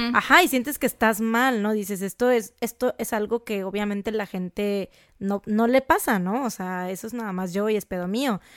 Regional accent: Jarocha, Veracruz, Mexico; somos jarochas

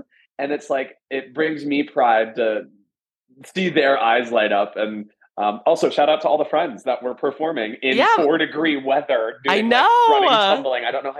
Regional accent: Atlanta, Georgia, United States; now in Las Vegas, United States; I'm from Atlanta and I've been working in Vegas for 10 years, but Vegas now feels like home

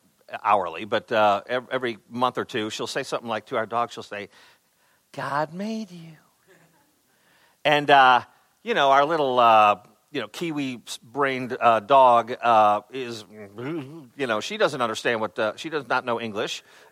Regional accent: Chicago, Illinois, United States; I grew up in Chicago area.

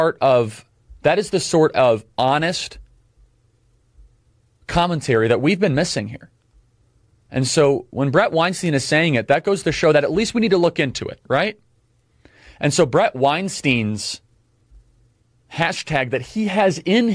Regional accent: Chicago, Illinois, United States; I grew up listening to radio on AM 560, The Answer

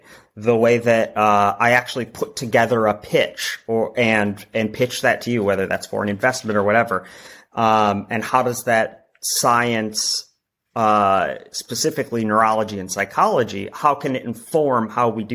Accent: Wisconsin, United States; moved away as an adult; now in Chicago, United States; I'm originally from Wisconsin

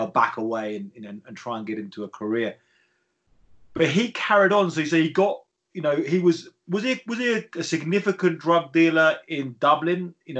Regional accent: near Brighton, South East England, United Kingdom; I grew up near Brighton

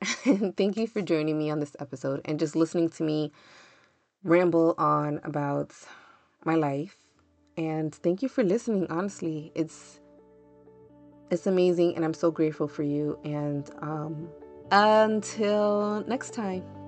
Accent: the North, Northern United States, United States; I'm a Northerner

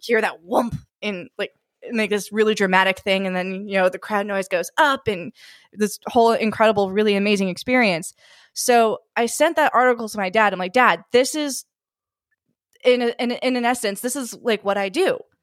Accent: Northern California, United States; we're from, uh, we're from California, from Northern California

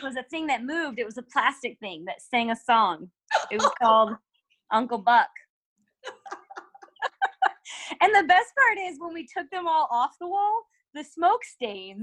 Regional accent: Missouri, United States; growing up in Missouri

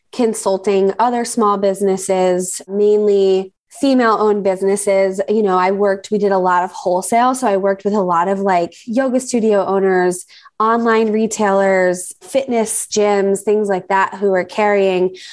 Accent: New Jersey, United States; moved away as an adult; now in South Florida, United States; I live in South Florida. I grew up in New Jersey most of my life and relocated down here about 10-ish, maybe 11 years ago.

